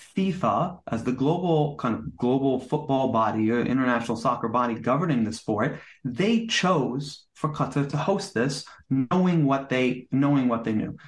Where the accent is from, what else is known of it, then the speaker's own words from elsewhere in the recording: United States; I'm American